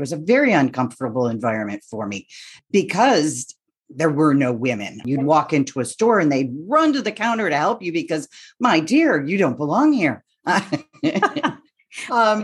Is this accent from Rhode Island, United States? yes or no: no; Rochester, New York, United States; moved away as an adult; also born or lived in Kansas City / Cleveland / Minneapolis; now in Syracuse, United States; I was born and raised in Rochester, New York